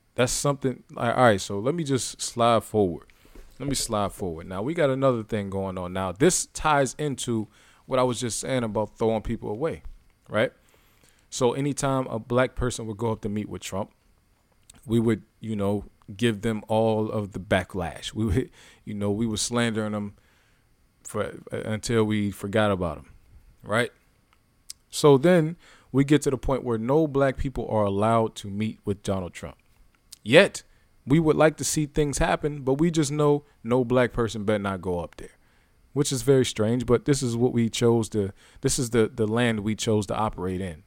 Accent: Youngstown, Ohio, United States; moved away; I'm from Youngstown, Ohio.

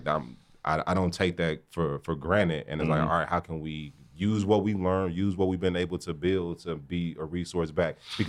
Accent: Gary, Indiana, United States; Like, P and I grew up in Gary.

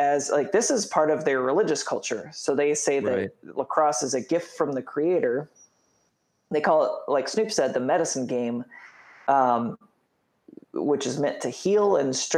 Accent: Indiana, United States; growing up in Indiana

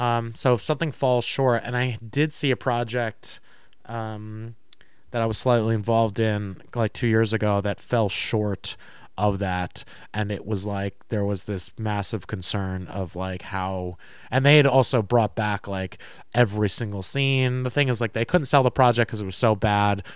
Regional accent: Tuxedo Park, New York, United States; Tuxedo Park, New York

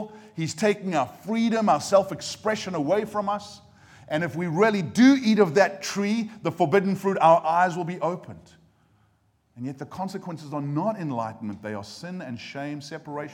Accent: United States; now in Cheltenham, United Kingdom; I come from America, and so every now and again you get like just a little, even like a little Presbyterian amen at a good point.

